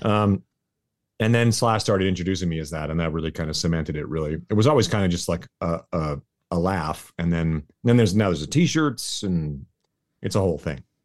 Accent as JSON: {"language": "English", "country": "Canada", "moved": "yes", "lives_now": "Las Vegas, United States", "said": "I'm Canadian"}